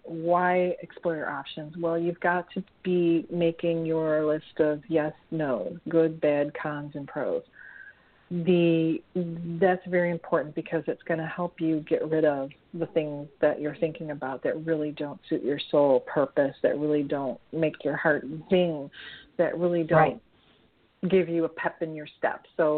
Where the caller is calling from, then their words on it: Nebraska, United States; It's Nebraska.